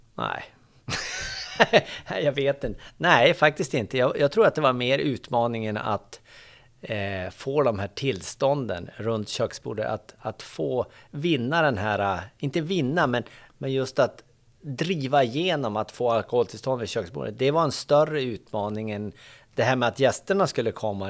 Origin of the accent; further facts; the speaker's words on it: Boliden, Västerbotten County, Sweden; moved away; jag är från Boliden, Västerbotten